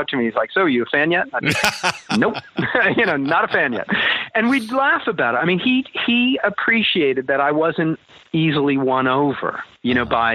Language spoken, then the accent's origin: English; Connecticut, United States; moved away; also born or lived in New York; Connecticut, my hometown